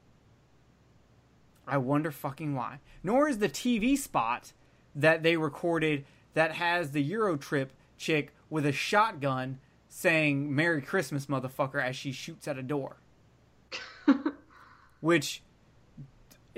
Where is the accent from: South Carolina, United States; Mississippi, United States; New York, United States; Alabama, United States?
Alabama, United States; I'm from Alabama.